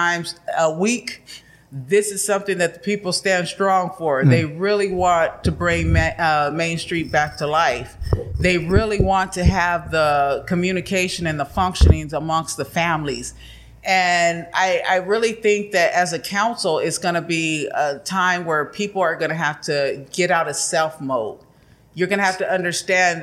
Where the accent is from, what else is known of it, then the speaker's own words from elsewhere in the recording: El Centro, California, United States; born and raised in El Centro